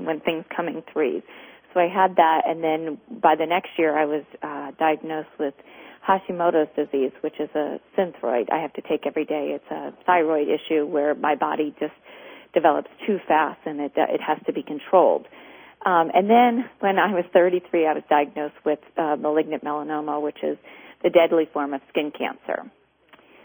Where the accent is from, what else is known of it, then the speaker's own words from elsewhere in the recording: Maryland, United States; moved away as an adult; also born or lived in Kennett Square, Pennsylvania / Arizona; I grew up in Maryland